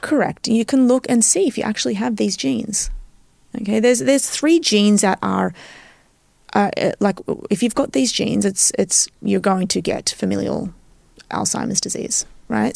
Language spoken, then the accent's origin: English; Australia; moved away as an adult; also born or lived in Cyprus (ancestry); now in New York, United States; I was born and raised in Australia